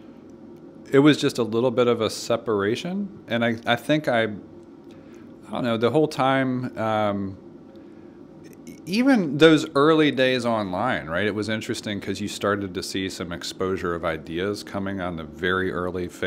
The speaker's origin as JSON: {"language": "English", "town": "Nashville", "region": "Tennessee", "country": "United States", "tie": "born or raised there", "said": "we grew up in West Nashville"}